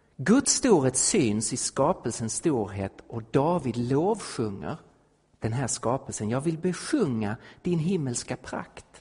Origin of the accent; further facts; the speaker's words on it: Sweden; also born or lived in Stockholm; som svensk